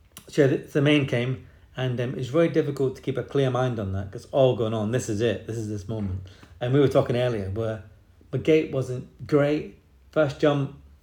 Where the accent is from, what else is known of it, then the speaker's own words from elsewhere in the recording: England, United Kingdom; also born or lived in Scotland; And I think there was a little bit of a argument with Chris Hoy's dad and my dad, because of course I'm Scottish.